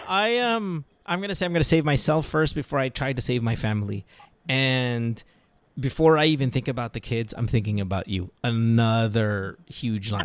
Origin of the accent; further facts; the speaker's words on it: Philippines; bilang Pinoy